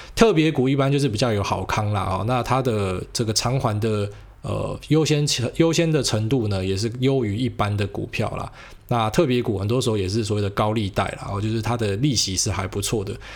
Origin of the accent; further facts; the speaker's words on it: Taiwan; 我是台湾人嘛，我就讲台湾事